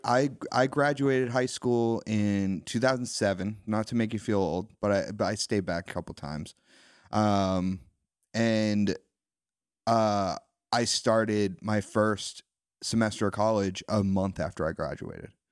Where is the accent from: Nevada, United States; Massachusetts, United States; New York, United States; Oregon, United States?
Massachusetts, United States; Wilmington; I grew up on the North Shore. I grew up in Wilmington